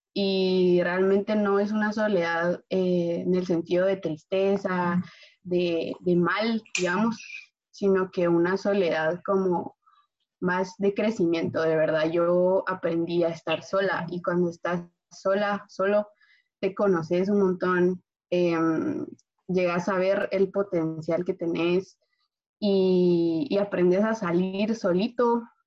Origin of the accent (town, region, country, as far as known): Guatemala; moved away